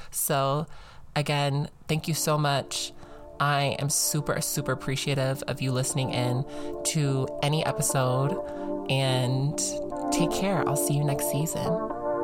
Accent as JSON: {"language": "English", "region": "Georgia", "country": "United States", "said": "I'm from Georgia"}